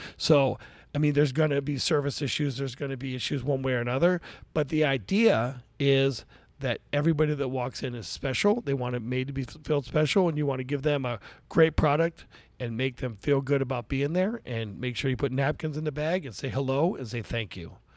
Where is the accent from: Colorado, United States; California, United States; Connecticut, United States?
California, United States; Daly City; I was raised in Daly City, California.